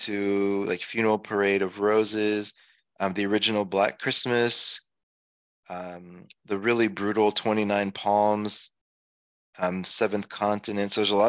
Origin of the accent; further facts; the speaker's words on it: Jakarta, Indonesia; growing up in Jakarta, Indonesia.